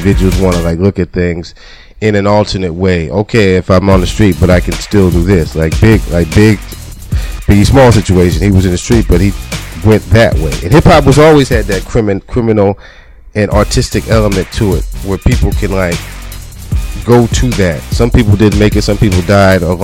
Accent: New York City, New York, United States; also born or lived in New Jersey; I'm from New York, and I was raised in New York and New Jersey.

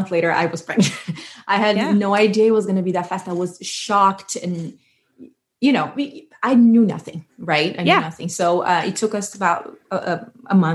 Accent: Brazil; moved away as an adult; also born or lived in New Jersey, United States; now in Georgia, United States; I was born and raised in Brazil, and I moved to America when I was 22. And now we live in Georgia

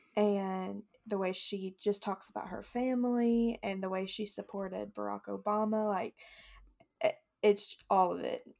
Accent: the South, United States; growing up in the South

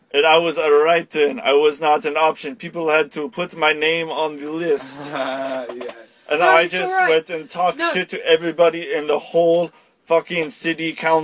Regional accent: Russia; English is a second language; I'm from Russia as well.

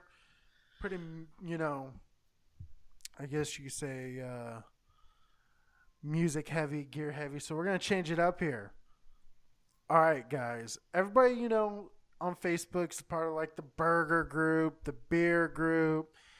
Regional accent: California, United States; also born or lived in Texas; I know this is blasphemy because I live in San Diego. I'm even from California, but I spent a good chunk of my life in Texas.

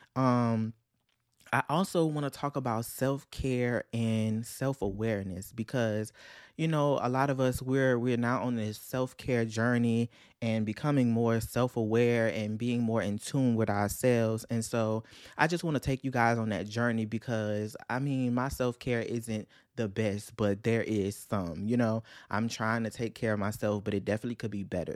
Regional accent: Louisiana, United States; I'm from Louisiana

